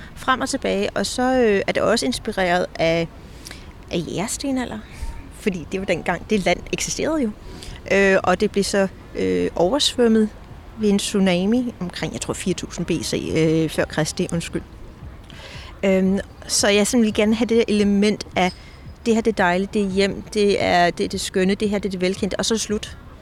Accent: Denmark; moved away as an adult; also born or lived in Copenhagen; now in Scotland, United Kingdom; Jeg er dansker, der er bosat i Skotland

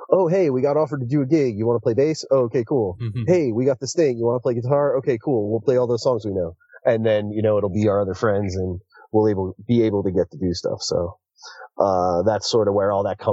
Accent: Northeast, United States; Growing up in the Northeast in an area where we had cable.

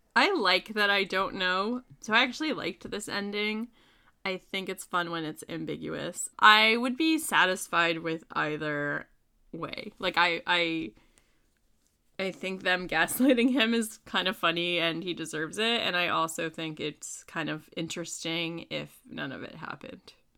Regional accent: the North, United States; as a Yankee

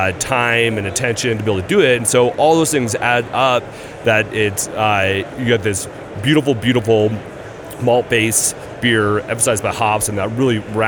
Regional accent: Washington, United States; I grew up in Washington

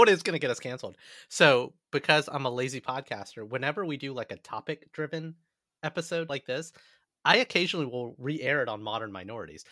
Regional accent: United States; also born or lived in Southern United States / Midwestern United States / New York; The Jewish culture in America growing up in the South and then the Midwest

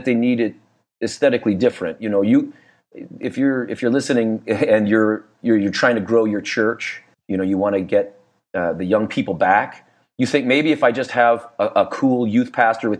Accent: Niwot, Colorado, United States; they eventually built this house. Where I said in this little town, Niwot

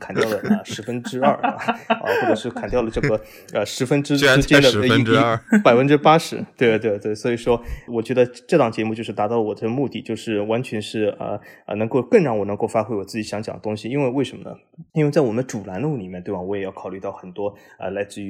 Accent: Shanghai, China; born there; 我其实和老魏的这个经历相仿，我也是这个出生在上海，然后就是在很多不同的城市经历着自己的人生。

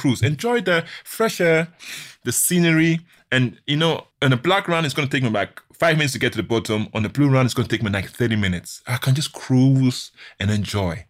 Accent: Ghana; I'm from Ghana

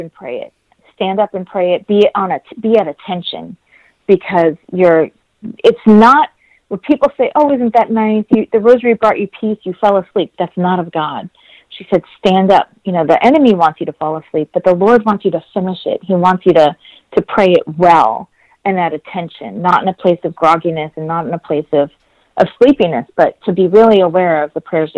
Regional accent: Boston, Massachusetts, United States; I grew up around Basilica Mission Church in Roxbury, Massachusetts

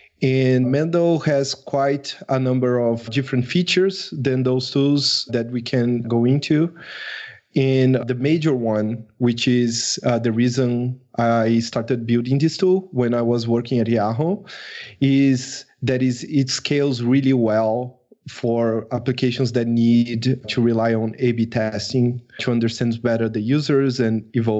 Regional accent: Brazil; English is a second language; I am from Brazil.

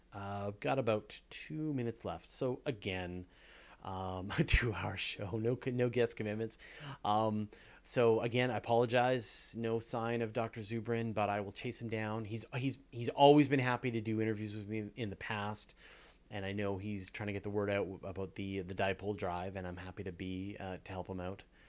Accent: Canada; we're both Canadian

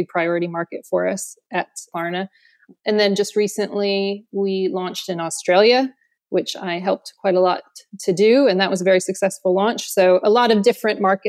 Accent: Austin, Texas, United States; moved away as an adult; now in London, United Kingdom; I am originally from Austin, Texas. I moved to London 13 or 14 years ago.

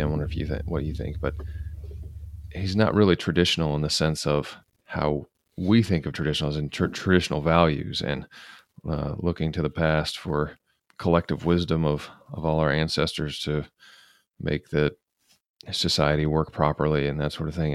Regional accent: United States; as American conservatives

